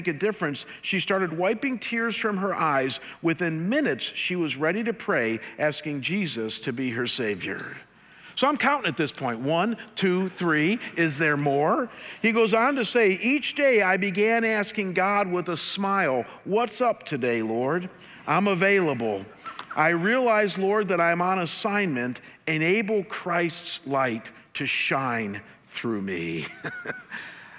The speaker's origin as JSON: {"language": "English", "town": "Cleveland", "region": "Ohio", "country": "United States", "tie": "born or raised there", "said": "my hometown"}